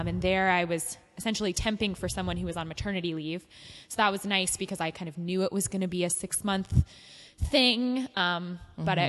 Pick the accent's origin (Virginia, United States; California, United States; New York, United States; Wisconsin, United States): California, United States; Ventura County, Southern; I'm a Southern California native. Uh-huh. I grew up in Ventura County